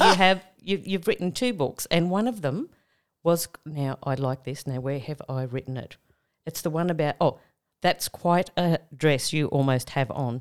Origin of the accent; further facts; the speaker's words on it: Tamworth, New South Wales, Australia; moved away; I'm originally from Tamworth